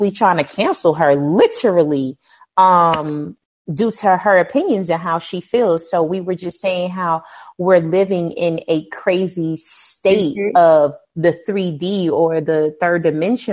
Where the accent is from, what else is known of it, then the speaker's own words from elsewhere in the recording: New York City, New York, United States; now in Atlanta, United States; I am originally from Brooklyn